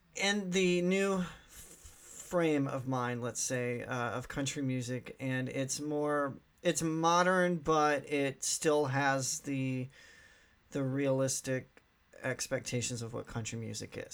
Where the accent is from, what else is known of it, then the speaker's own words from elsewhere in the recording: Southeast Missouri, United States; I'm from Southeast Missouri, so um, eh, some people call me redneck.